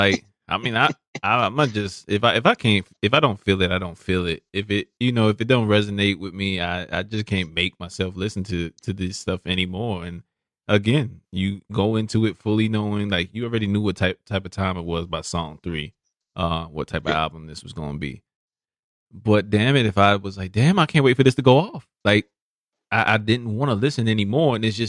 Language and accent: English; Brooklyn, New York, United States; He's a artist, up and coming artist that was from Brooklyn, so you know, my hometown.